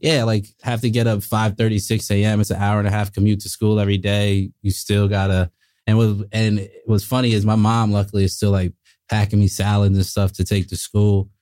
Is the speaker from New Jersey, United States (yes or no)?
yes; South Orange, New Jersey, United States; also born or lived in Montana; I grew up in, uh, South Orange, New Jersey